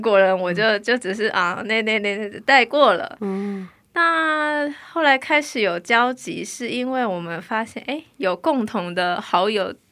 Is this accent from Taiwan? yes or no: yes; Taiwan; moved away as an adult; now in South Korea; 我来自台湾